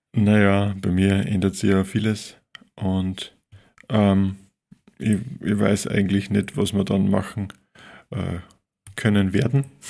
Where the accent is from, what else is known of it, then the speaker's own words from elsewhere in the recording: Linz, Upper Austria, Austria; über Linz, über meine Stadt, meine Heimatstadt.